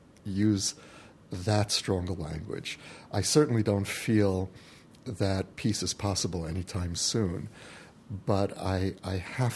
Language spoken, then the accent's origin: English; United States; now in Israel; an American Jew who came home